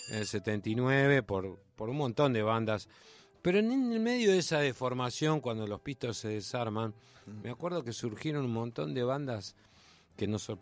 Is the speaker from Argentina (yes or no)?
yes; Avellaneda, Buenos Aires Province, Argentina; De Sarandí y Avellaneda